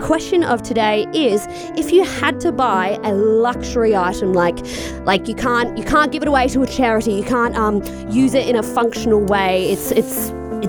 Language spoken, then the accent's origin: English; Queenstown, Otago, New Zealand; growing up in Queenstown, which is the adventure capital of the world